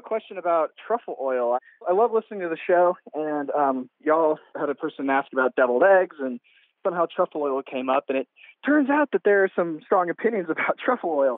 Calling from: San Antonio, Texas, United States; I'm calling from San Antonio, Texas

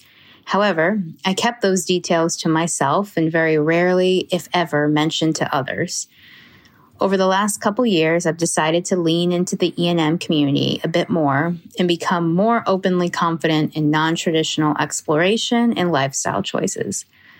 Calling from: Seattle, Washington, United States; I'm … from Seattle and also a Patreon subscriber.

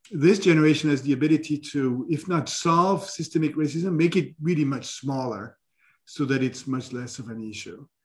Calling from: New York City, New York, United States; I'm speaking from New York City.

